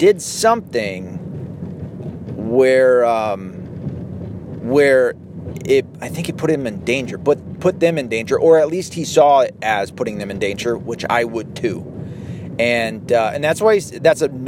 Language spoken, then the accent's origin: English; United States; I was raised in the United States, in the Western world